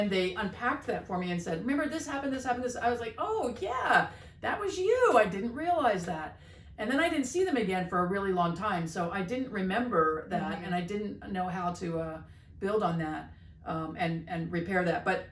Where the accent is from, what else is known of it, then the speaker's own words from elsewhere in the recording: East Coast, United States; I'm from the East Coast